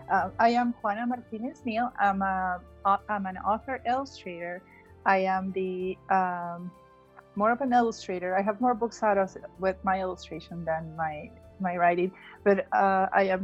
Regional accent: Lima, Peru; first language Spanish; English is a second language; moved away as an adult; now in United States; I was born and raised in Lima, Peru, in South America.

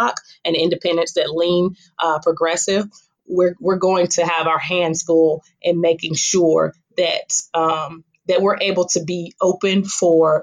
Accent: Fayetteville, North Carolina, United States; I was born in Fayetteville.

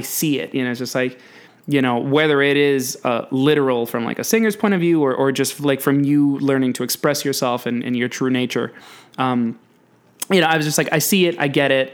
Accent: New York City, New York, United States; I'm a big old Yankee Doodle from New York City

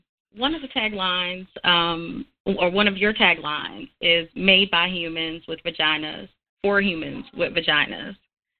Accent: the South, United States; You know what we call down here what? In the South, we call it the pocketbook.

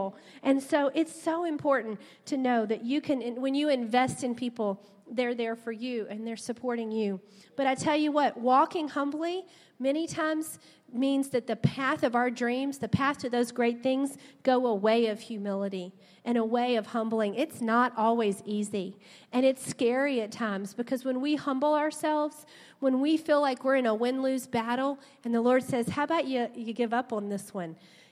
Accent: South Louisiana, United States; We grew up in South Louisiana

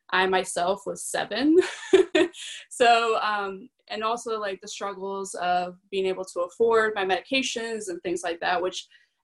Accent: South Florida, United States; also born or lived in Caracas, Venezuela; I moved here when I was really young, so I grew up in South Florida

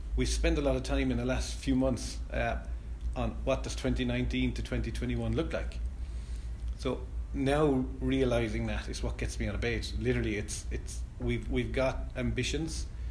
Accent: Clarecastle, Munster, Ireland; I'm from Clare Castle in Clare

